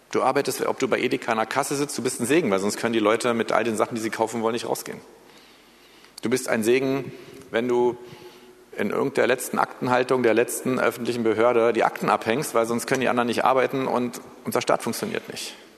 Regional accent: Germany; also born or lived in United States; Wir sollen als Deutsche

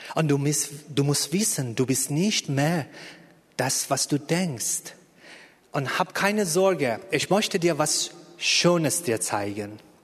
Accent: Iran; German is a second language; moved away as an adult; now in Berlin, Germany; Ich bin im Iran geboren und äh, bis Anfang 30 da gewesen

